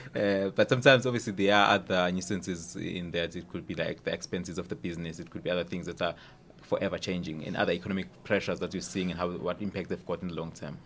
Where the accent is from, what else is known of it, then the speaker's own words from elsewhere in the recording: Durban, KwaZulu-Natal, South Africa; moved away as an adult; also born or lived in Cape Town; I was actually born in Durban, uh, in, in, uh, in Maran Hill, just outside Durban